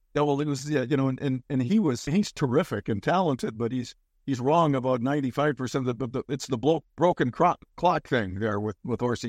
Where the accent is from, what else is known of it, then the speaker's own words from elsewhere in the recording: Bellevue, Washington, United States; also born or lived in Minnesota; growing up in Bellevue, which isn't the Bellevue of today. It was, it was kind of a raucous place and not far from Seattle